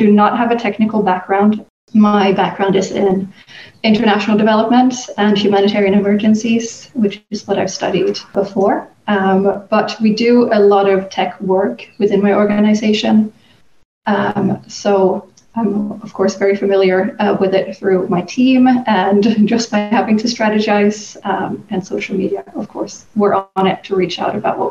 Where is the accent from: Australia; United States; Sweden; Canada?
Sweden; moved away as an adult; I'm from Sweden originally, where I was born and raised. But I've lived abroad for the last 10 years almost.